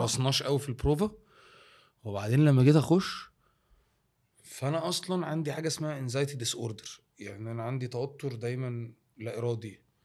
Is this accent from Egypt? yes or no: yes; Egypt; وانت كمصري في الاول ايه كانت شغلتك